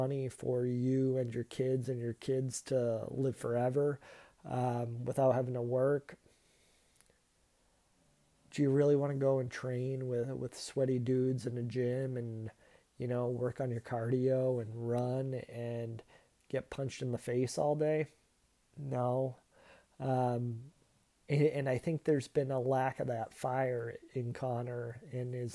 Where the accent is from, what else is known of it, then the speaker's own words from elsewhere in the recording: Massachusetts, United States; my home state